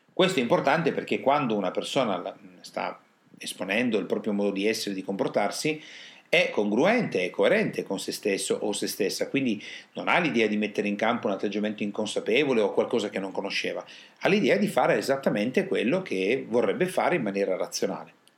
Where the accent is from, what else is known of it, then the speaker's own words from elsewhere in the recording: Italy; Noi italiani